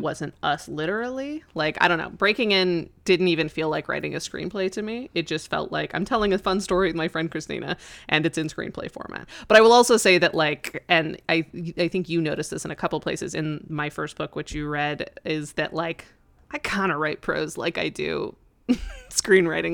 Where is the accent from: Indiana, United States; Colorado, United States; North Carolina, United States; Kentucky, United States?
Colorado, United States; moved away; my hometown of Colorado, and it's a really small town